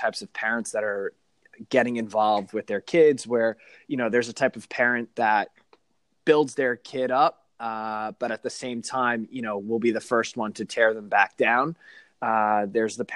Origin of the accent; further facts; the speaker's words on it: Suffolk County, Long Island, New York, United States; I grew up in Suffolk County on Long Island.